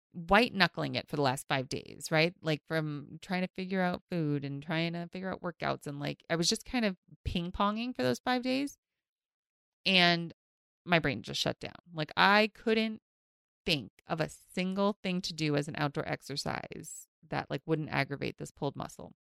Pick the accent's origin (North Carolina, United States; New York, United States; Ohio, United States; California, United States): New York, United States; New York City; I grew up in Queens